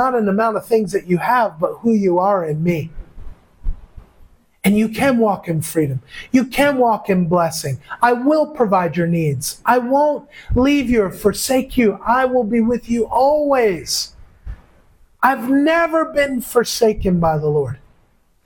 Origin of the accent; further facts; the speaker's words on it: United States; moved away as an adult; now in Philippines; everybody here calls me as an American